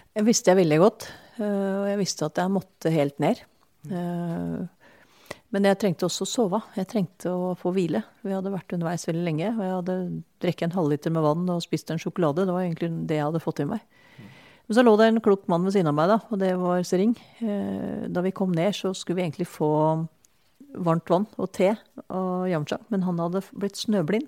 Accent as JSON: {"language": "Norwegian", "region": "Eastern Norway", "country": "Norway", "moved": "yes", "said": "jeg er fra Østlandet"}